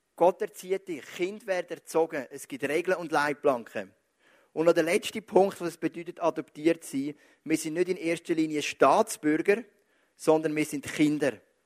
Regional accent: Zug, Switzerland; Geboren am 20.07.1979, genau zehn Jahre später, als der erste Mensch auf dem Mond gestanden ist, in Zug, Kanton Zug

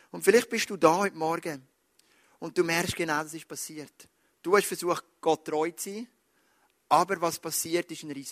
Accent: Switzerland; Wir sind Schweizer, wir denken an in Leistungen.

